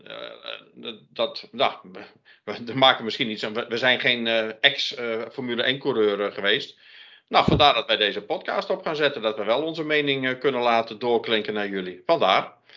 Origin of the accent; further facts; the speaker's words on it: Friesland, Netherlands; now in North Brabant, Netherlands; ik ben eh, geboren in Friesland, maar woon al heel lang in het Brabantse. Dus ik voel me een Brabantse Fries.